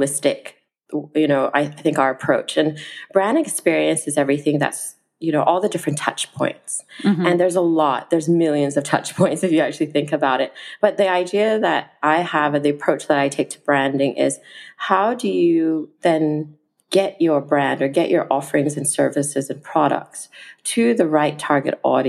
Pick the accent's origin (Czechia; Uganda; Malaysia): Malaysia; moved away as an adult; I wanted to be working, you know, in my home country as well